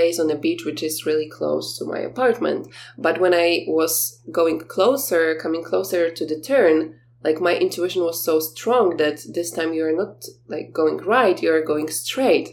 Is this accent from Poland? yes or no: yes; Poland; I told you that I'm from Poland